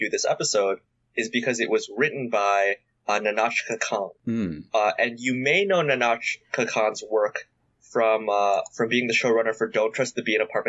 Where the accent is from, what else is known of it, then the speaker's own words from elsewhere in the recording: Canada; I say this as a Canadian.